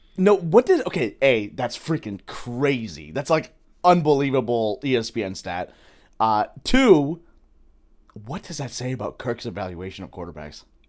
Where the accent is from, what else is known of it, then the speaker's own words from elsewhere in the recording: Iowa, United States; I'm from Iowa